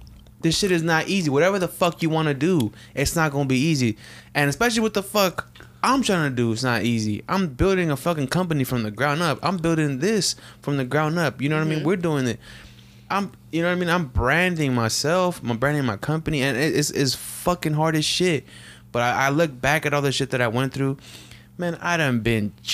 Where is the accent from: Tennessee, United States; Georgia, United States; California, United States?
California, United States; Sacramento; growing up in South Sac